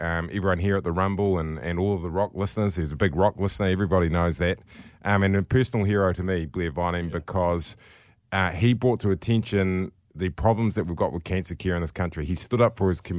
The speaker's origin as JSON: {"language": "English", "region": "Taranaki", "country": "New Zealand", "tie": "born or raised there", "said": "I grew up in Taranaki and I used to go fishing a lot"}